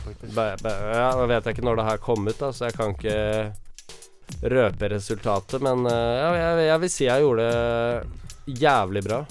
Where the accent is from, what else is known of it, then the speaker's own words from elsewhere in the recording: Våler, Østfold, Norway; also born or lived in Moss; now in Oslo, Norway; der jeg kommer fra, som er, he, ikke er Moss, men uh, Våler